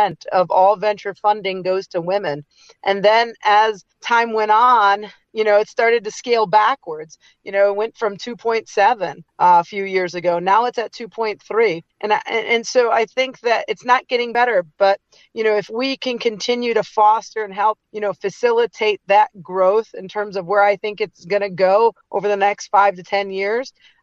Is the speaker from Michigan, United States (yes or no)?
yes; Detroit, Michigan, United States; moved away as an adult; now in California, United States; Just grew up in the suburbs of Detroit area